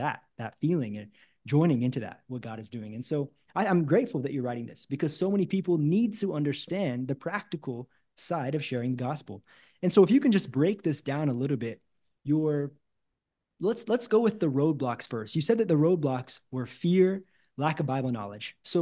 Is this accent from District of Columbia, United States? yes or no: no; Missouri, United States; that's the kind of city I grew up in Missouri as well